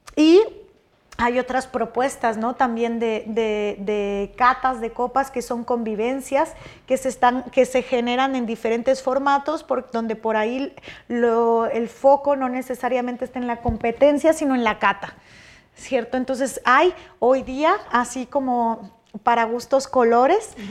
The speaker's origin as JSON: {"language": "Spanish", "region": "Michoacán", "country": "Mexico", "moved": "yes", "said": "soy michoacana, de un país así, tipo, eh, un país, un estado súper productor de, marihuana"}